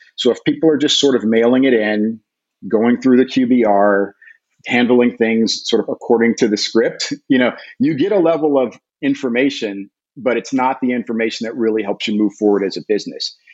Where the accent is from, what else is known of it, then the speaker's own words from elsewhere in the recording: United States; I'm an American soccer player, an American soccer coach